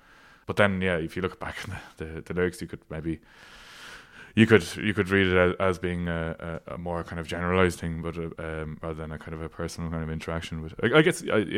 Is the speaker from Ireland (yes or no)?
yes; Ireland; first language Irish; English is a second language; It's because Irish is my first language, but then English is obviously, you know, everywhere.